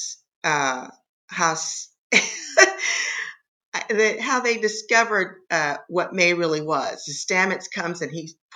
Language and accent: English; Oakland, California, United States; I'm from Oakland